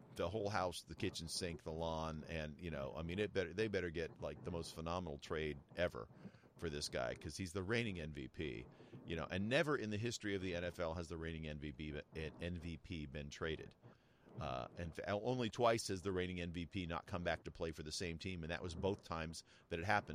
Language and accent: English; United States; also born or lived in New Mexico / Southern California; I grew up in in New Mexico and Southern California